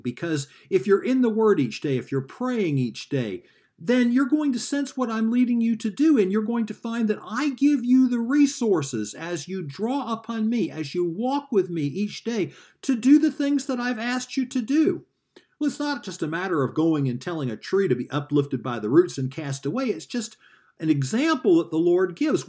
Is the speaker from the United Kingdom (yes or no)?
no; the South, United States; moved away; I grew up in the South